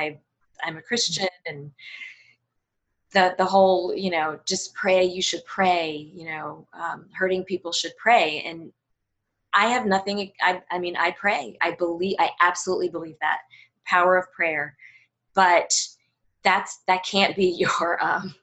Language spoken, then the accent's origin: English; United States; I was born here. I'm American.